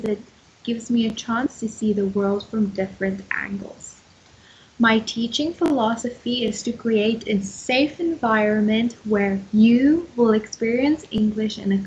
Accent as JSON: {"language": "English", "country": "South Africa", "said": "I am from South Africa."}